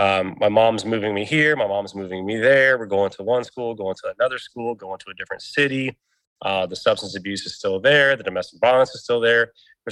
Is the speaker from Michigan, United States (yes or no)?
no; Indiana, United States; born there; also born or lived in Texas / Illinois; I was born in Indiana. I moved to Southern Texas. I bounced around from different cities in Southern Texas. I then bouncing back and forth in Texas between Houston, Alvin, Southern areas, and then moving to Indiana, then to Illinois, then to Indiana